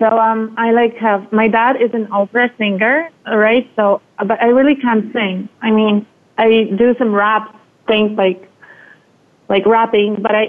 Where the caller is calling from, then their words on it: Spain; I'm calling from Spain.